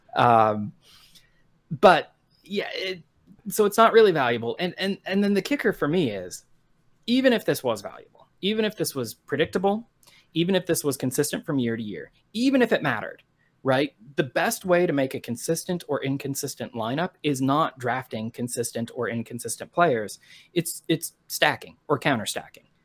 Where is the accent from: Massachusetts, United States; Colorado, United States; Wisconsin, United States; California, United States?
Colorado, United States; Colorado Springs; I was born in Colorado Springs, Colorado in nineteen